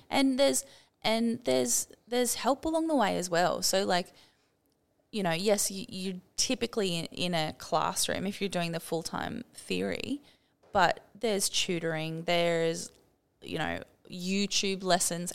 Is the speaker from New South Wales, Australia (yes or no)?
yes; Sydney, New South Wales, Australia; moved away as an adult; also born or lived in Byron Bay / Lennox Head / Townsville; I grew up in Sydney